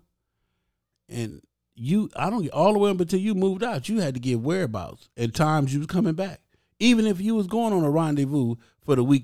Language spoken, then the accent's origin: English; Compton, California, United States; I grew up in Compton, California